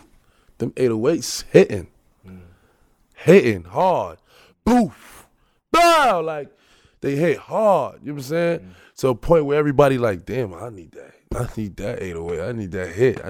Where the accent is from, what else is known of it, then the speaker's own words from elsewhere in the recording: Brooklyn, New York, United States; Like New York, especially Brooklyn. Like Brooklyn is like, it's like, it's a vibe like no